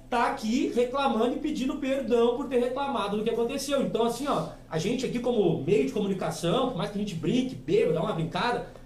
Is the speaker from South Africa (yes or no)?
no; Alvorada, Rio Grande do Sul, Brazil; now in Tapes, Brazil; eu não sou tapense, né? Eu sou de Alvorada, mas eu, eu a gente quando vem morar em Tapes, tu acaba virando tapense.